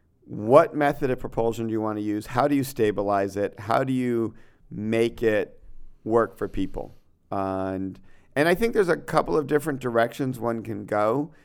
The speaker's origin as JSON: {"language": "English", "region": "Connecticut", "country": "United States", "tie": "born or raised there", "said": "Keep in mind, I grew up like in Connecticut, where we didn't really have a lot of skateboarding yet."}